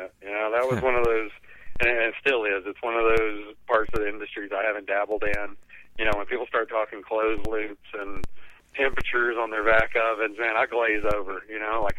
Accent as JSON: {"language": "English", "region": "Alabama", "country": "United States", "tie": "born or raised there", "also_born_or_lived": "East Hampton, New York / Denver, Colorado", "moved": "yes", "said": "I grew up in Alabama"}